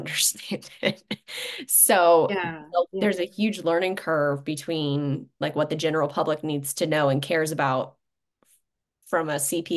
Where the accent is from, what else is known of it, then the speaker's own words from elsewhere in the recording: Chicago suburbs, Illinois, United States; I was from the Chicago suburbs